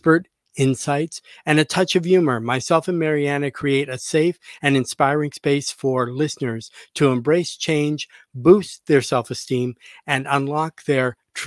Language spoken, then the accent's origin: English; Canada; I'm a fellow Canadian. I'm from Canada.